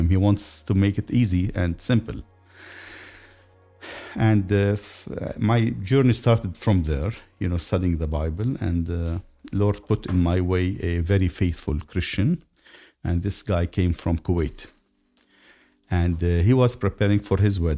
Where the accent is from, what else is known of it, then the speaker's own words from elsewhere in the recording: Lebanon; moved away as an adult; now in United States; I grew up in Lebanon